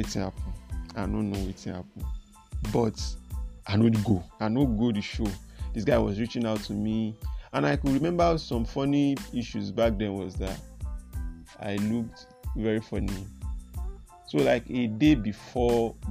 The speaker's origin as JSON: {"language": "English", "region": "Lagos", "country": "Nigeria", "said": "I'm from Lagos Island, Adeniji side."}